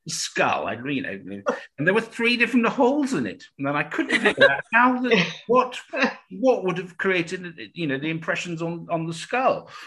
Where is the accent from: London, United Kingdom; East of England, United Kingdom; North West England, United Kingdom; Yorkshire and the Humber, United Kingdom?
East of England, United Kingdom; Cambridge; I'm from Cambridge